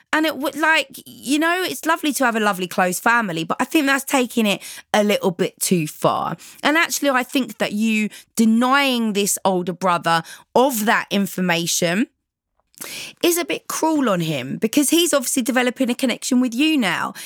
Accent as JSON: {"language": "English", "region": "London", "country": "United Kingdom", "tie": "born or raised there", "said": "I grew up in London where nobody knows anyone."}